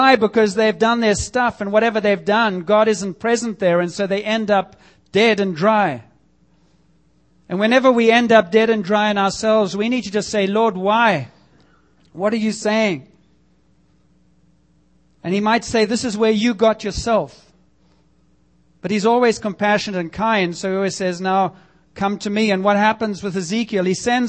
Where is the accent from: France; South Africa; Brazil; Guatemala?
South Africa; moved away as an adult; now in Canada; growing up in South Africa, and I can tell you for 20 years that I was there